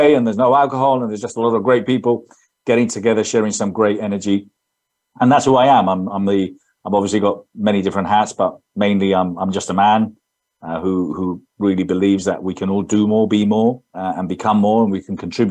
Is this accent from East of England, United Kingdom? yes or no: no; London, United Kingdom; accent: English; now in Spain; So I was born in London, brought up there. That's my English accent, but I lived in Spain all my life.